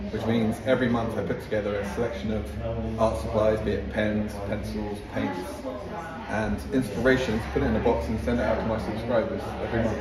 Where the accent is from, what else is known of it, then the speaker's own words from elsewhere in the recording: Barcelona, Catalonia, Spain; Well, I'm from Spain, Catalonia, more precisely, um, mm. Barcelona area. That's where I'm from.